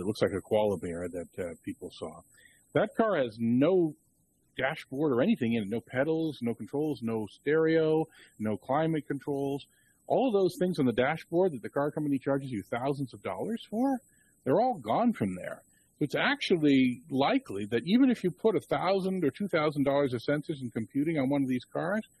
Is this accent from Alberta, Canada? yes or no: no; Toronto, Ontario, Canada; University of Toronto, which is also my hometown